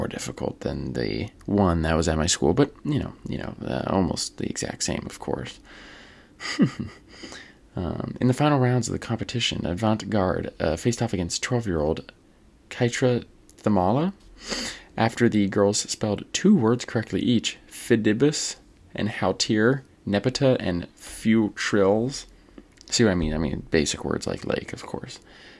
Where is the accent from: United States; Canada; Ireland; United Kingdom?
Ireland; I mean, as an Irishman, completely unbiased opinion on that.